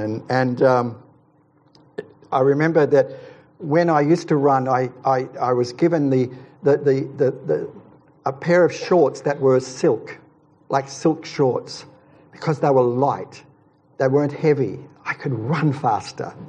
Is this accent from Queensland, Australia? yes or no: yes; Queensland, Australia; moved away; also born or lived in Ulladulla, New South Wales; I'm a Queenslander, but I lived in New South Wales for a while, it was at Ulladulla.